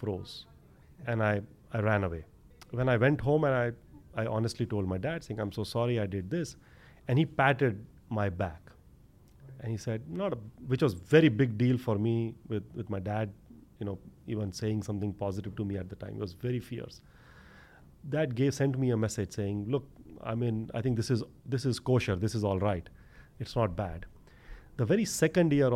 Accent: India; also born or lived in Mumbai; growing up in India

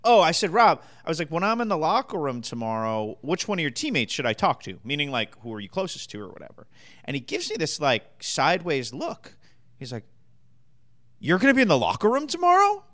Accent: Massachusetts, United States; growing up in Massachusetts

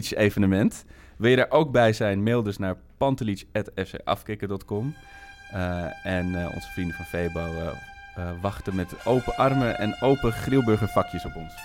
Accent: Amsterdam, North Holland, Netherlands; ik kom uit Amsterdam en, en hele, hele mooie jeugdherinneringen aan.

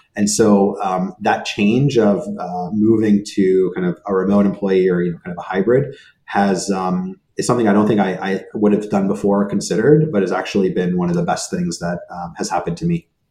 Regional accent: California, United States; first language Hebrew; English is a second language; also born or lived in Israel / New York; now in Boston, United States; I was born in Israel. Um, and then at the age of three, um, my parents um, and I at that point uh, moved to the US. And the reason we moved, we moved out to California

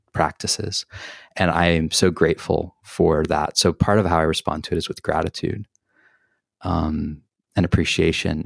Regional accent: the Southern Baptist South, United States; moved away; also born or lived in Boulder, Colorado; Palestinian, growing up in the Southern Baptist South

